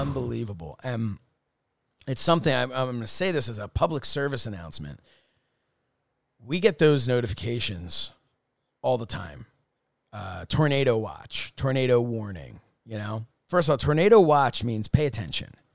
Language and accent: English; Upper Dublin, Pennsylvania, United States; where I grew up in Upper Dublin was the township I grew up